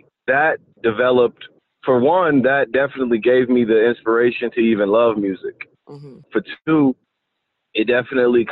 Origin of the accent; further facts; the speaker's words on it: Los Angeles area, California, United States; also born or lived in South Central, Los Angeles; I'm from Los Angeles. I was born in South Central, raised up north, which is about an hour from L.A., an old Valley area